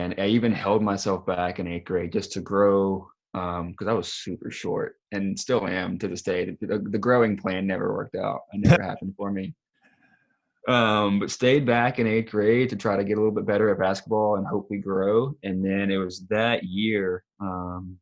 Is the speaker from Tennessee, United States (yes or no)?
yes; Tennessee, United States; moved away; also born or lived in Colorado / Alabama; I grew up down in Tennessee playing basketball